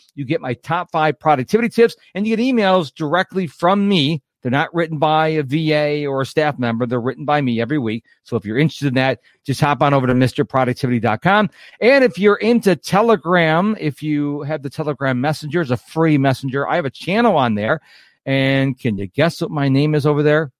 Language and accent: English; Rochester, New York, United States; moved away; also born or lived in Houston, Texas; I was born and raised in Rochester, New York, moved to Houston in nineteen ninety-seven